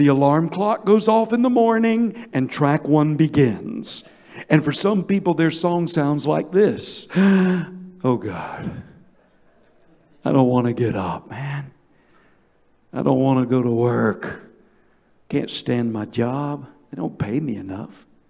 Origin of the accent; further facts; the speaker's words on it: Georgia, United States; I'm from Georgia. We've got what you call sweet tea